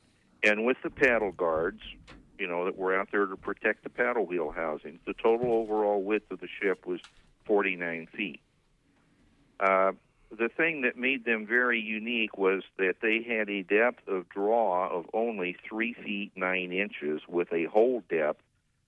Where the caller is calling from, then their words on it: Beaufort, South Carolina, United States; I'm calling from Beaufort, South Carolina.